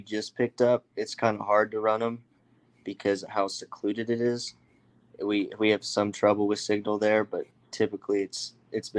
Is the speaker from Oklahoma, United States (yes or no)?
yes; Morrison, Oklahoma, United States; Morrison, Oklahoma. It's right there by Stillwater